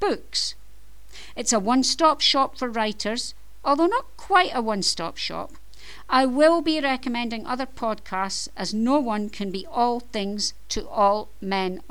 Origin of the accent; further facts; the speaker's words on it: Scotland, United Kingdom; I am Scottish. You may have noticed from my accent, but hey, I live in Scotland and I'm Scottish